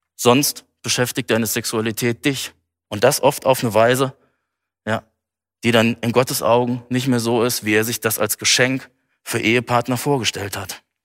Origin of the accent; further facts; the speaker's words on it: Germany; hier bei uns in Deutschland